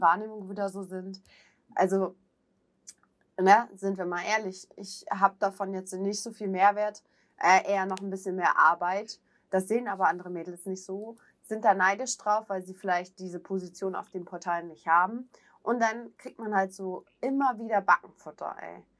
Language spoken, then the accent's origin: German; Hamburg, Germany; bin ich halt auch Hamburger, da trage ich das jetzt auf der Zunge